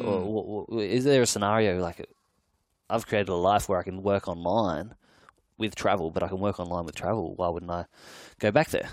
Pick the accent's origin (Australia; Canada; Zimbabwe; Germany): Australia; Adelaide, South Australia; now in Sydney, Australia; I grew up in Adelaide and I live in Sydney now